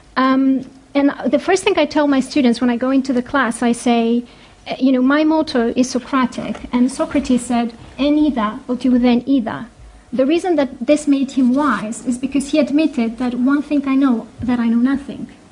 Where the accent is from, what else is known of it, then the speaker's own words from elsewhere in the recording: Greece; moved away as an adult; also born or lived in United States; now in United Kingdom; I was raised in Greece